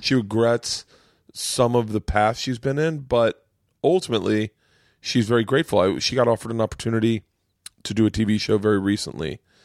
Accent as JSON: {"language": "English", "town": "Tampa", "region": "Florida", "country": "United States", "tie": "born or raised there", "also_born_or_lived": "New York", "moved": "yes", "said": "I grew up in Tampa."}